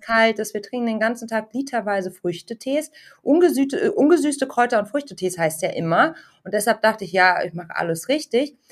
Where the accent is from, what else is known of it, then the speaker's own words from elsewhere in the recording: Munich, Bavaria, Germany; als Münchnerin